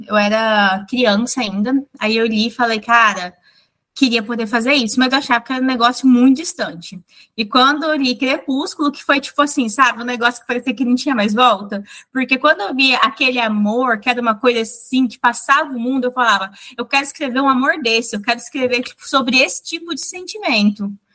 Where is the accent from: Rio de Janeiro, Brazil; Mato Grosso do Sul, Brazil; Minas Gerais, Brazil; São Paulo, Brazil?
Mato Grosso do Sul, Brazil; Mas eu sou do Mato Grosso do Sul, que é um estado, tipo, bem pequeno, rural